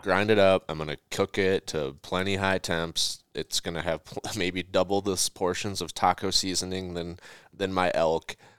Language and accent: English; Minnesota, United States; we're all from Minnesota